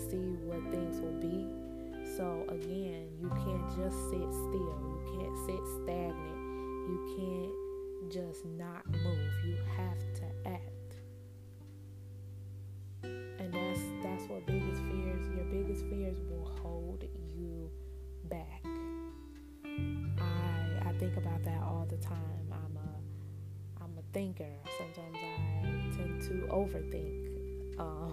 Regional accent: Chicago, Illinois, United States; also born or lived in Benton Harbor, Michigan; I'm from Chicago, born and raised on the south side in Inglewood

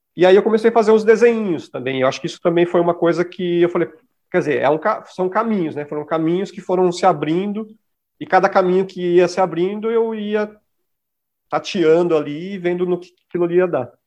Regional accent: São Paulo, Brazil; eu sou de São Mateus, que é um bairro que tem grupos de raps muito importantes

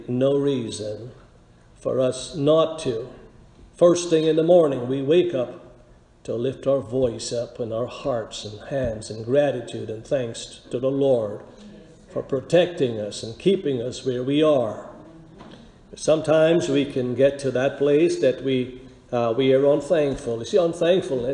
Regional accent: Guyana; we were growing up in Guyana. I was a teenager

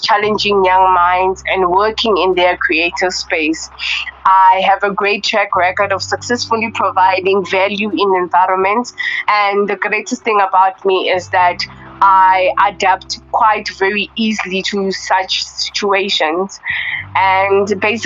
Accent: Soweto, Gauteng, South Africa; also born or lived in Meyerton, Gauteng; I was born and raised in Soweto

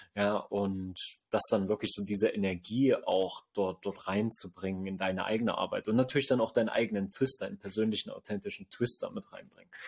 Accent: Sangerhausen, Saxony-Anhalt, Germany; hier in Sangerhausen in meiner Heimatstadt

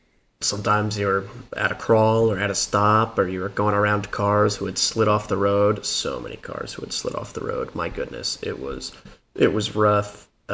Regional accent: Colorado, United States; No problem. I'm from Colorado. Driving through the snow is not that odd.

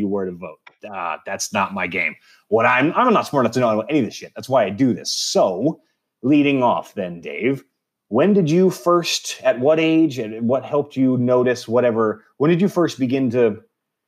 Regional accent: Texas, United States; we grew up in Texas

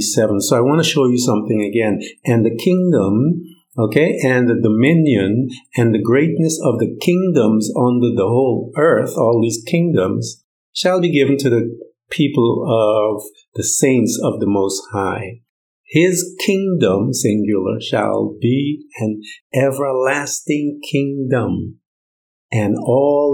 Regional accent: Guyana; now in United States; I'm from Guyana. So I have this dual citizenship, Guyanese, American.

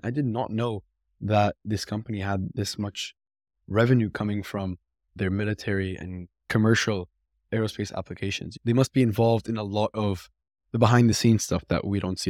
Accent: Mississauga, Ontario, Canada; my hometown, actually, Mississauga

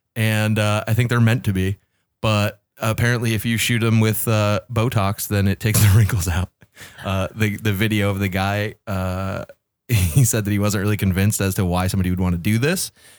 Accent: Canada; I am from Canada.

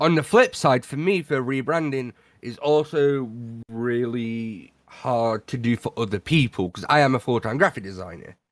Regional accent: United Kingdom; I'm British

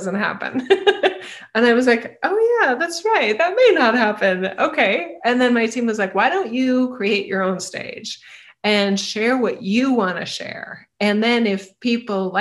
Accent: Idaho, United States; I'm from Idaho.

